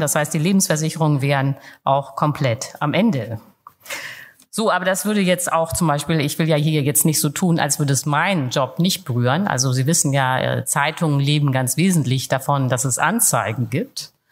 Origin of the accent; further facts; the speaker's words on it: Germany; als Deutsche